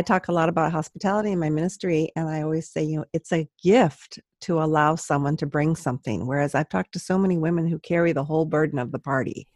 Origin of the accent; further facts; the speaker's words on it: San Luis Obispo, California, United States; I'm from San Luis Obispo and no one can pronounce